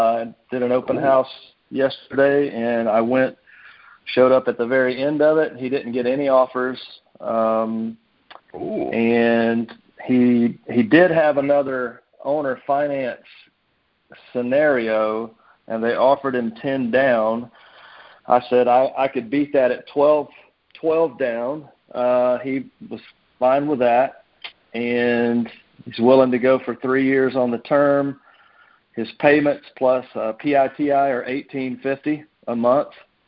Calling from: Nashville, Tennessee, United States; Nashville, Tennessee.

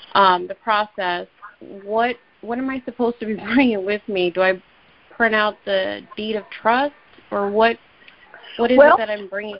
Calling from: Texas, United States; I'm calling from Texas.

